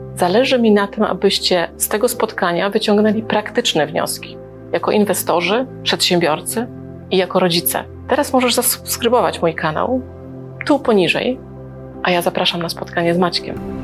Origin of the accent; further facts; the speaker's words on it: Gdańsk, Pomeranian Voivodeship, Poland; also born or lived in Libya; też jestem z Gdańska